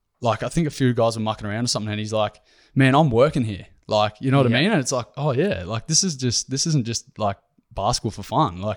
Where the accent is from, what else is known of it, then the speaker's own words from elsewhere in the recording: Ballarat, Victoria, Australia; also born or lived in North Brisbane; yeah, so I'm originally from Ballarat in Victoria.